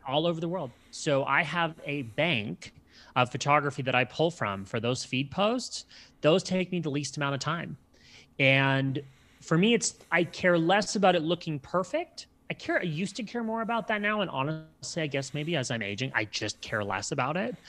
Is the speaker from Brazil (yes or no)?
no; Canada; I'm Canadian